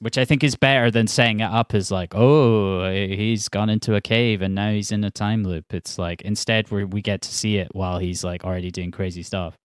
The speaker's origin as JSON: {"language": "English", "region": "Scotland", "country": "United Kingdom", "tie": "born or raised there", "also_born_or_lived": "Glasgow / Edinburgh", "said": "I grew up in Scotland."}